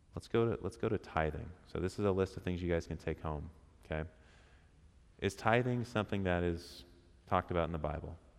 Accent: Portland, Oregon, United States; we're from Portland

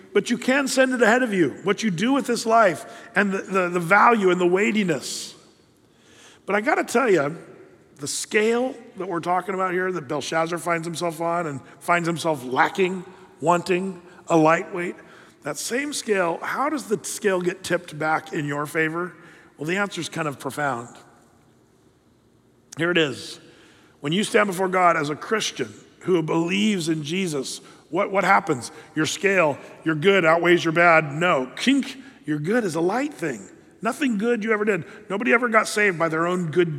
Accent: United States; as American, you know, red-blooded patriots

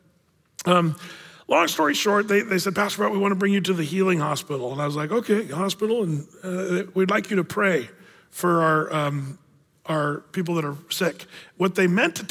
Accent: California, United States; I was born in California

